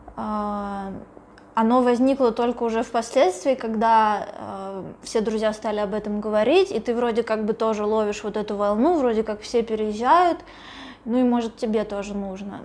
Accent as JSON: {"language": "Russian", "country": "Russia", "said": "я из России"}